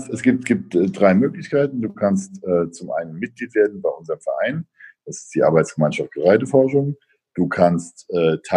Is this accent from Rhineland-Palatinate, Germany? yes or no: yes; Bad Kreuznach, Rhineland-Palatinate, Germany; moved away as an adult; also born or lived in Mainz; now in Northern Germany; Ich war 40 Jahre lang vorher, bin ich nicht aus dem Rhein-Main-Gebiet weggekommen. Ich bin in Bad Kreuznach geboren ähm, und war dann eben die letzten 10, 15 Jahre in Mainz, um Mainz herum aktiv